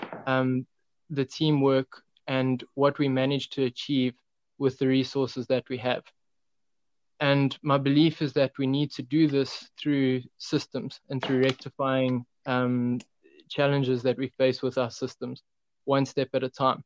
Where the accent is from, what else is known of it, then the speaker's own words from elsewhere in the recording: South Africa; now in Tzaneen, South Africa; as a South African population